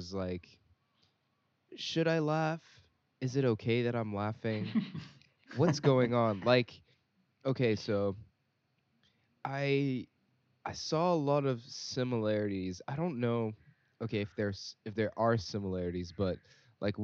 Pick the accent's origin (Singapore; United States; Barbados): Singapore; we grew up in Singapore